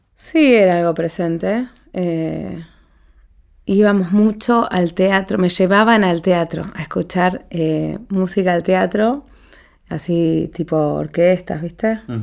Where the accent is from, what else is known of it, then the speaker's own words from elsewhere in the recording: Paraná, Entre Ríos, Argentina; Cuando yo era adolescente, en Paraná, ciudad, mi ciudad natal